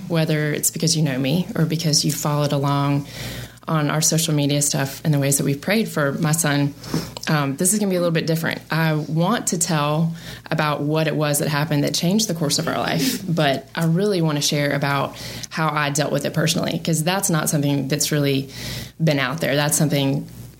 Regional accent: Marietta, Georgia, United States; moved away as an adult; also born or lived in Birmingham, Alabama; Born and raised in Marietta, Georgia

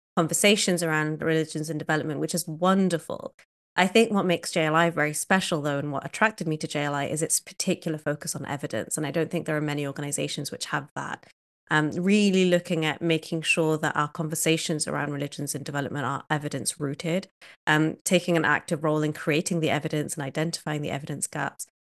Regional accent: Cardiff, Wales, United Kingdom; moved away as an adult; also born or lived in Kenya; now in United States; I was born in a city called Cardiff, which is the capital of Wales

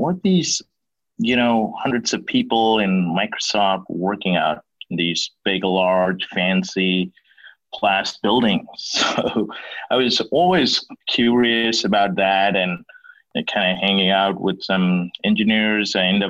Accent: Bengaluru, Karnataka, India; So I grew up in India, and you know, as you can imagine, India had a kind of Silicon Valley, and I grew up in that city, did my early schooling in Bangalore.

